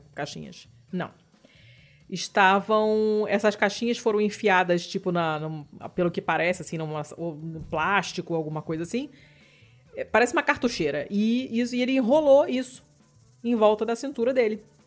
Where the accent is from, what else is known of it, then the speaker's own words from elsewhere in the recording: Rio de Janeiro, Brazil; eu sou carioca, eu sou fluminense